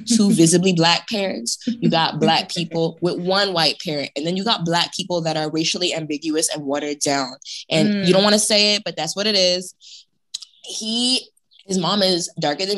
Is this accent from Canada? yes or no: yes; Toronto, Ontario, Canada; I grew up in Toronto